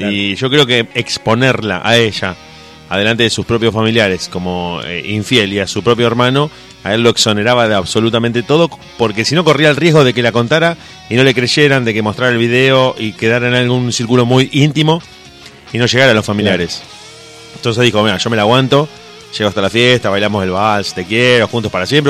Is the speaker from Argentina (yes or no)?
yes; Argentina; somos como argentinos